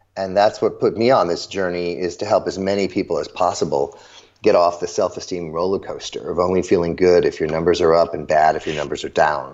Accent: Chicago, Illinois, United States; I grew up in the suburbs of Chicago.

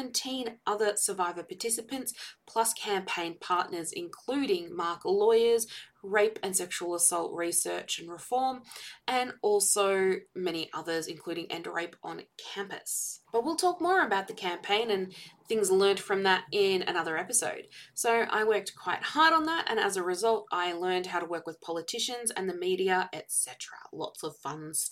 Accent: Victoria, Australia; I hail from Victoria in Australia

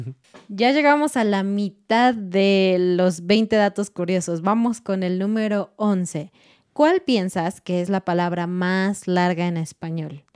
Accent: Mexico City, Mexico; moved away as an adult; now in Querétaro, Mexico; Somos de Ciudad de México, vivimos en Querétaro, pero nuestro corazón es un corazón chilango. Hemos, nacimos ahí, crecimos ahí, nos casamos ahí, todo en Ciudad de México.

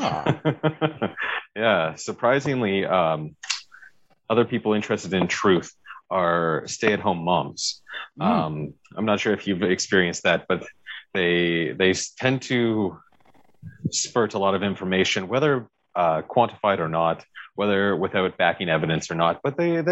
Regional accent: Victoria, British Columbia, Canada; moved away as an adult; also born or lived in Calgary, Alberta; I grew up in Victoria, British Columbia, on Vancouver Island

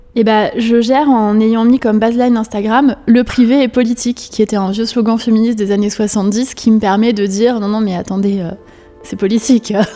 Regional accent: Paris, Île-de-France, France; née le 18 novembre 1982 à Paris, 13e

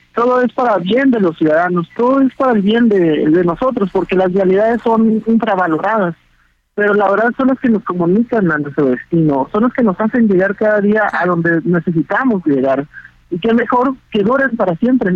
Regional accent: Mexico; Como mexicano

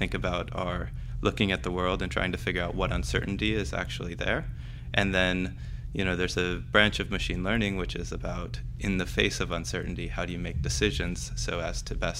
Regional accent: Oregon, United States; moved away as an adult; also born or lived in Stanford, California, United States / Toronto, Canada; now in Cambridge, United Kingdom; I grew up in Oregon. I went to school there as a kid

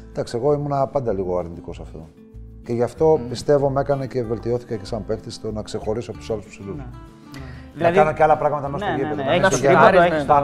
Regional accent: Karditsa, Thessaly, Greece; Θα γίνω δήμαρχο στην πόλη μου.

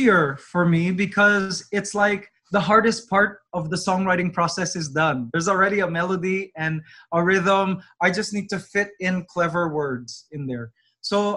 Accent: Toronto, Ontario, Canada; I grew up in Toronto, but somehow my parents still have a Filipino accent

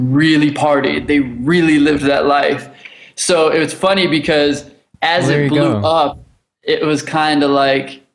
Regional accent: Los Angeles, California, United States; I grew up in Los Angeles. I grew up here

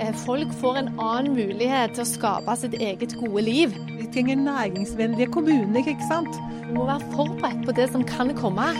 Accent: Randaberg, Rogaland, Norway; now in Stavanger, Norway; jeg er jo fra Randaberg, som, som du sier, jeg bor jo nå i Stavanger

